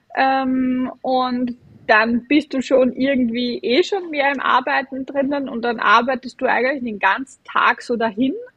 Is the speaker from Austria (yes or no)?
yes; Vienna, Austria; accent: Viennese/Austrian dialect; ich bin ähm, aus Wien und aus Österreich. Man hört es auch vom, vom, vom Dialekt her ein bisschen